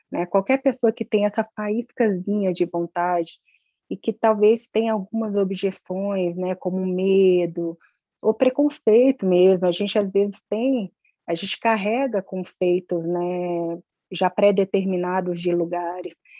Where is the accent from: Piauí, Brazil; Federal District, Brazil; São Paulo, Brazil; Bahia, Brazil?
Federal District, Brazil; Brasília; eu nasci aqui em Brasília